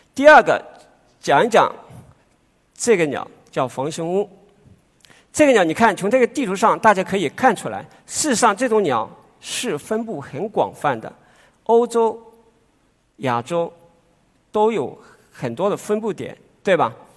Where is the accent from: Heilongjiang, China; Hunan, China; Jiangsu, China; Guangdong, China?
Guangdong, China; Guangdong people, China; 我们广东人